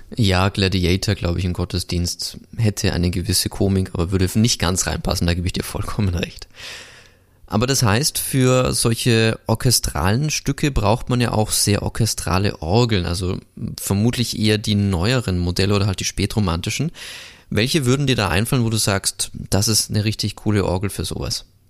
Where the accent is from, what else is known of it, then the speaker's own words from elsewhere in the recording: Augsburg, Bavaria, Germany; now in Linz, Austria; heute zurück in meine Heimat geht. Ich komme ja aus Augsburg, wohne jetzt zwar in Linz